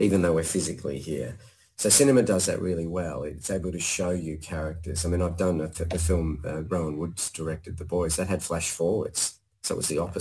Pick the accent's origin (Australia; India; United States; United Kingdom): Australia; Blue Mountains, New South Wales; I grew up in the Blue Mountains